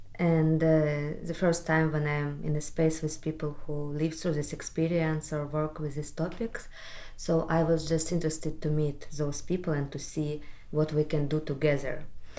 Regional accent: Kyiv, Ukraine; I'm an artist from Kyiv, Ukraine.

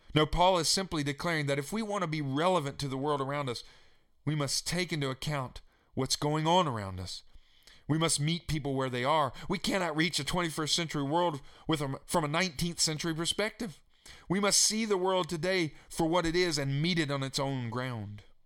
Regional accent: Staunton, Virginia, United States; my hometown where I grew up in Stanton, Virginia

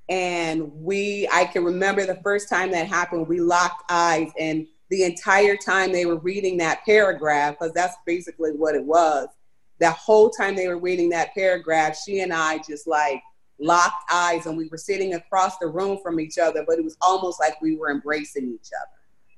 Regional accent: United States; So for me growing up in America, it was good. You know, I grew up, I went to an elementary school. I went to a predominantly white school

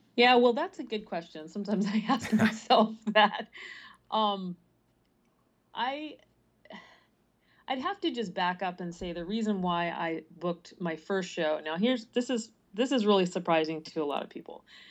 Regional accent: Prince George's County, Maryland, United States; also born or lived in California / Midwest; now in Baltimore, United States; I did grow up in Maryland, but not in the Baltimore area, more toward D C.

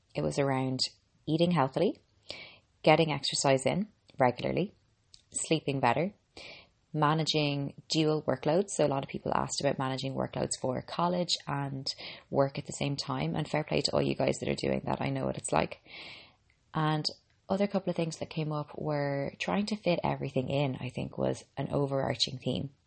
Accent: Ireland; I'm an Irish girl and a qualified medical doctor

